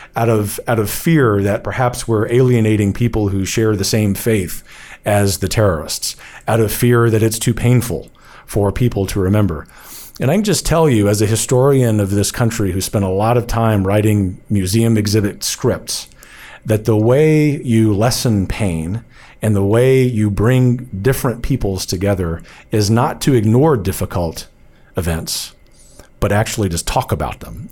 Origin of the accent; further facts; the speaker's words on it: United States; we are American patriots